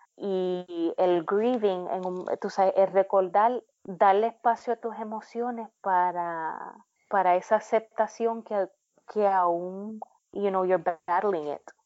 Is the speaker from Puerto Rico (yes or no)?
yes; Puerto Rico; moved away as an adult; now in United States; cuando yo me fui de Puerto Rico